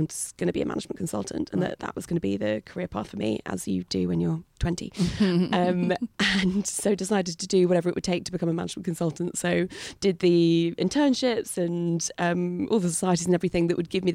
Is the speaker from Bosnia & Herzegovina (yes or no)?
no; New Forest, South East England, United Kingdom; I grew up in the New Forest, so on the south coast in this amazing national park